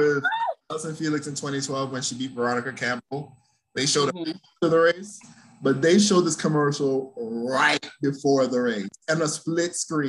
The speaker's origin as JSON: {"language": "English", "country": "Jamaica", "said": "Like, Jamaicans are terrible. Like, I can say this as Jamaican."}